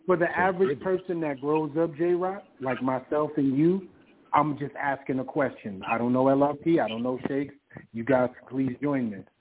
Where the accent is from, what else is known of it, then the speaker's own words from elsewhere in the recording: New York City, New York, United States; growing up in Harlem in the South Bronx